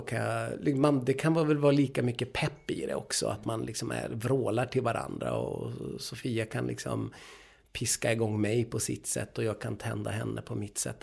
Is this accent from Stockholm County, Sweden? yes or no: no; Umeå, Västerbotten County, Sweden; jag är uppvuxen i Umeå med världens mest fantastiska teaterförening, Umeå teaterförening.